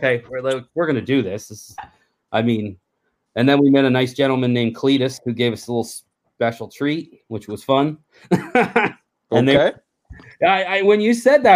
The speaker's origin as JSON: {"language": "English", "country": "Canada", "said": "we're from Canada"}